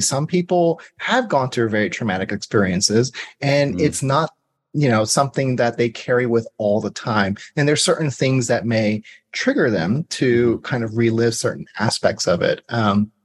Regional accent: Georgia, United States; I'm also from Georgia

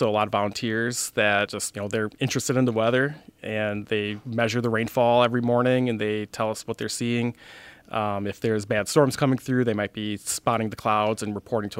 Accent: Fond du Lac, Wisconsin, United States; I was in high school when the Oakfield tornado happened, the last F5 tornado that happened in Wisconsin.

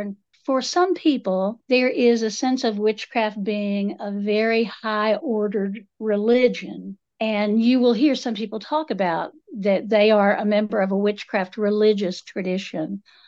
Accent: Appalachia, United States; I'm, I'm Appalachian multiple generations back

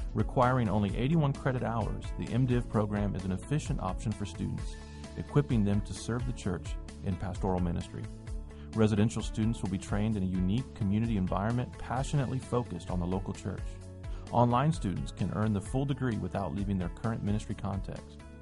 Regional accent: the South, United States; moved away as an adult; also born or lived in Nashville / New England / Midwest; I grew up in the South

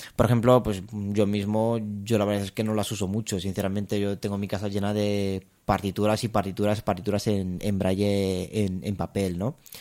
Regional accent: Romania; also born or lived in Spain; now in Madrid, Spain; yo soy, soy de Rumanía. Em, me vine ya hace, hace muchos años a España

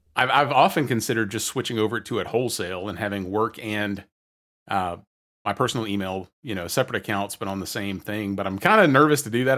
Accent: the South, United States; Growing up in the South

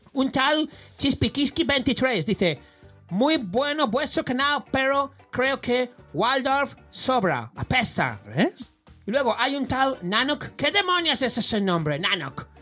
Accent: Barcelona, Catalonia, Spain; En mi barrio, yo como soy de la Verneda

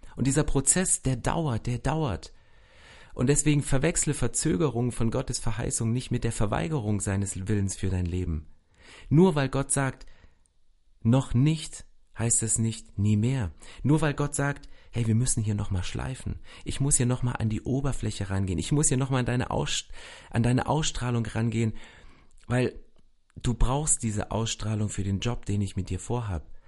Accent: former GDR, near the border with Poland and Czechia, Saxony, Germany; ich bin in Ostdeutschland, in der ehemaligen DDR, in der Grenznähe zu Polen und Tschechien aufgewachsen

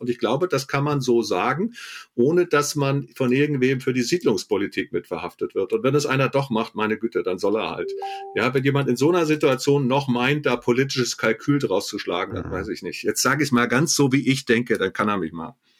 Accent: Germany; als Deutscher

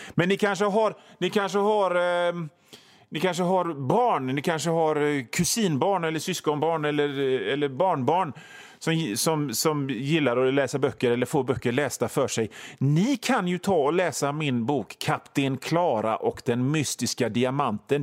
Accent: Hönö, Västra Götaland, Sweden

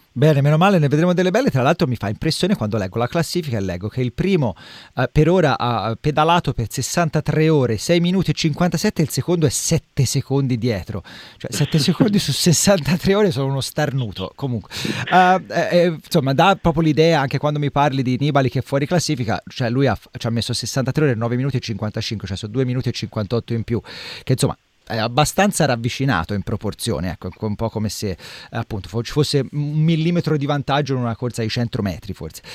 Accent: Livorno, Tuscany, Italy; io sono di Livorno

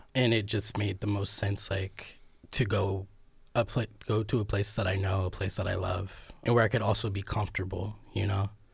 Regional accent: Cleveland, Ohio, United States; also born or lived in New York; now in Columbus, United States; I've lived in Ohio all my life. I'm from Cleveland

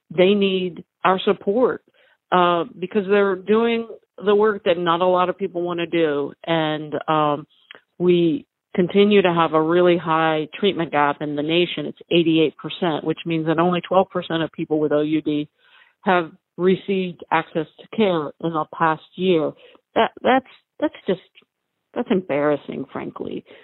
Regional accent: Roanoke, Virginia, United States; I'm from Roanoke, Virginia

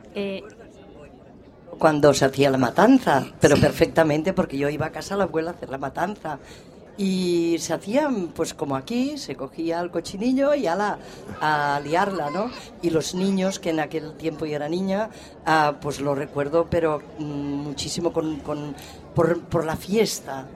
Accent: Sant Boi de Llobregat, Catalonia, Spain; Yo soy catalana de pura cepa y, además samboyana

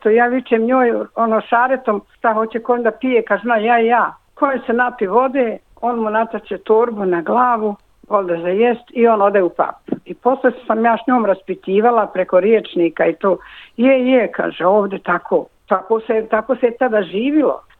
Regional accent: Gornji Rahić, Brčko District, Bosnia & Herzegovina; moved away as an adult; now in Australia; Rođena sam u Gornjem Mrahiću kod Brškog. Došla sam prije 52 godine u Australiju i tu sam otpočela svoj novi život.

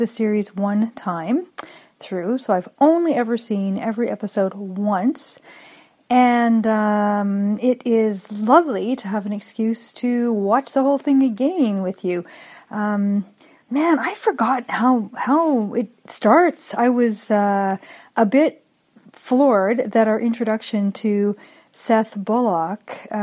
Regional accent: Canada; as a Canadian

